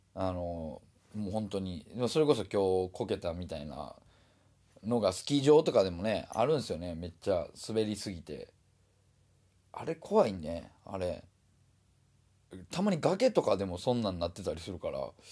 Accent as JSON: {"language": "Japanese", "region": "Osaka", "country": "Japan", "tie": "born or raised there", "moved": "yes", "said": "僕はもともと大阪人"}